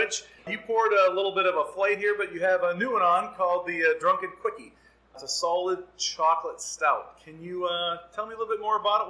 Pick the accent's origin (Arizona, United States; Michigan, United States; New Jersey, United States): Michigan, United States; Hillsdale County; accent: Midwest; I grew up here in Hillsdale County.